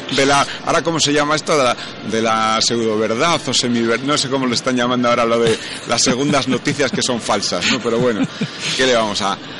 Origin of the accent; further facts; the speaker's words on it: Bilbao, Basque Country, Spain; yo soy de Bilbao, y venía aquí a, a Barcelona